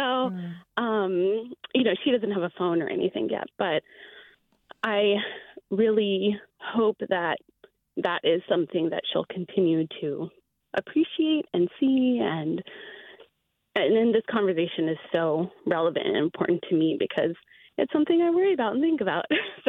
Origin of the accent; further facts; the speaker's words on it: India; We're Indian, and I'm a Muslim woman, so I wear a scarf